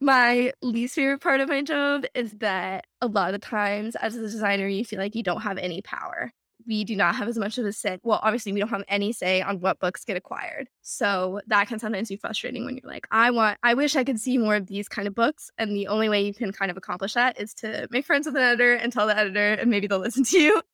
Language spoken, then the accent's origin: English; Houston, Texas, United States; moved away as an adult; now in New York, United States; we grew up in Texas, Texas public school system